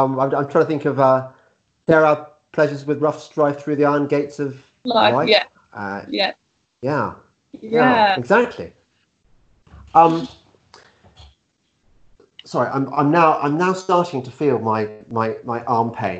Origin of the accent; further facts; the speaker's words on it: Midlands, United Kingdom; We're both from the Midlands